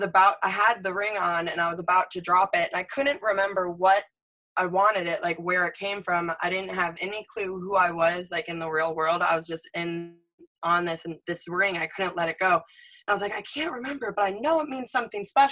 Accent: Michigan, United States; we grew up in Michigan together

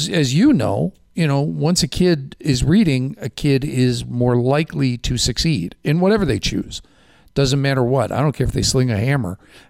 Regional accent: Chicago, Illinois, United States; I grew up in Chicago

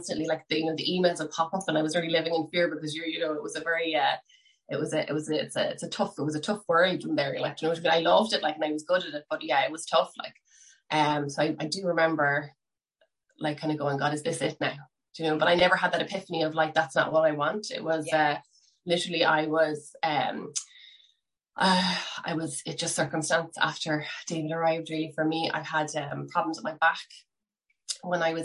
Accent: Cork, Munster, Ireland; now in Skerries, Ireland; I am originally from Cork and I am currently living in seaside town, Skerries, in County Dublin

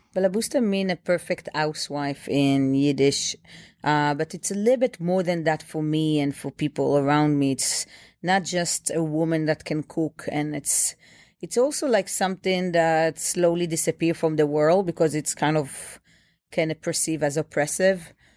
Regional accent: Bnei Brak, Tel Aviv District, Israel; now in New York, United States; I grew up in Bnei Brak. It's a tiny town, a small town next to Tel Aviv.

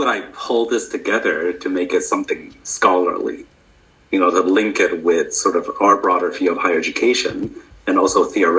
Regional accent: Canada; moved away as an adult; also born or lived in United States; now in United Kingdom; than my home country of Canada

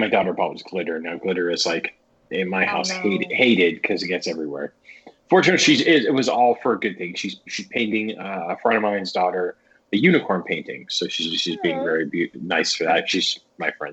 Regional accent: Ohio, United States; I'm from Ohio

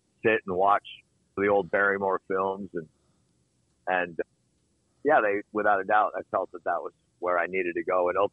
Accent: United States; I grew up in the Lake Tahoe area

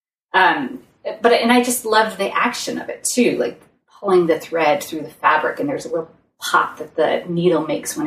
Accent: Massachusetts, United States; moved away; also born or lived in Seattle; I was moving back to my hometown.

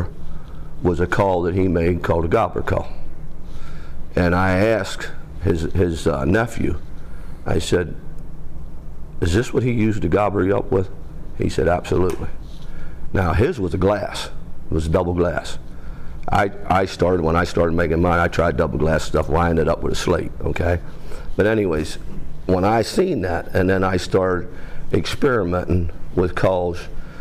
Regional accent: Central Pennsylvania, United States; I'm from Central Pennsylvania

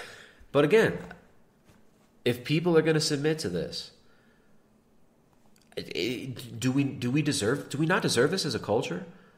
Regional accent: Canada

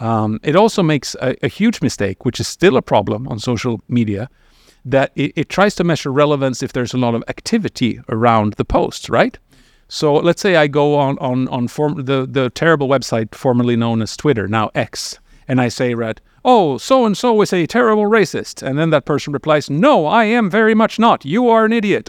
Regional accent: Sweden; I come from Sweden, which is an unusual country looking globally

